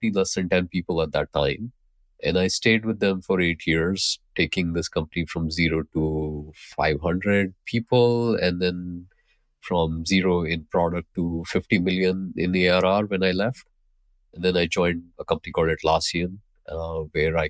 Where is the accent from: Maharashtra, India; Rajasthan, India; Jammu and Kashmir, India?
Maharashtra, India; Mumbai; also born or lived in Pune, India; I grew up in Mumbai, India.